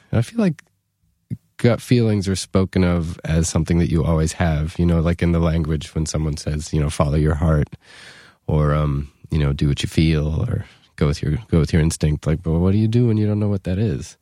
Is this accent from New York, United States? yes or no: yes; New York, United States; it was just about the cheapest private school in New York